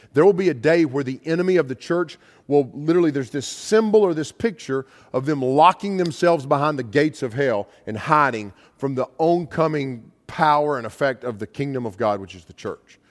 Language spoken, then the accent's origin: English; United States; I'm an American